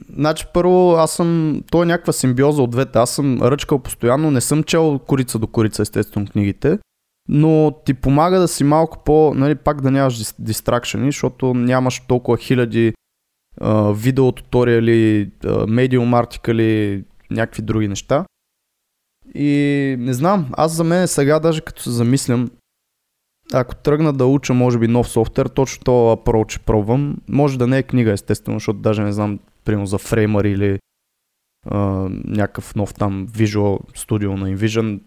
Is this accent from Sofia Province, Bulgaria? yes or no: yes; Botevgrad, Sofia Province, Bulgaria; аз съм от Ботевград